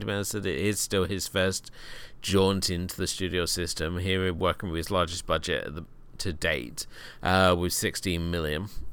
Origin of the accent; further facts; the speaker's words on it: United Kingdom; being a Brit